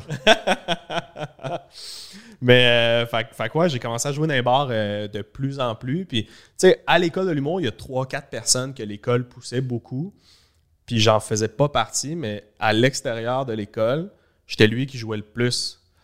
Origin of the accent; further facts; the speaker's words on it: Laval, Quebec, Canada; j'allais à l'école à Laval, je venais de Laval.